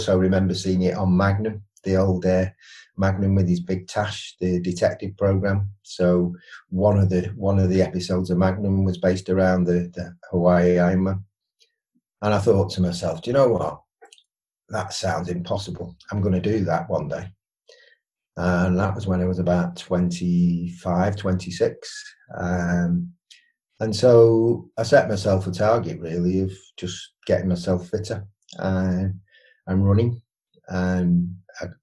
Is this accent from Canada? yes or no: no; Widnes, North West England, United Kingdom; moved away; I'm from Widnes originally, so I played rugby league